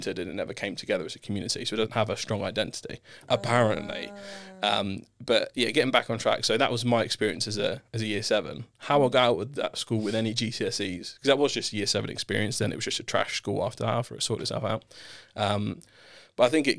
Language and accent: English; Southampton, South East England, United Kingdom; I grew up in Southampton, born and raised.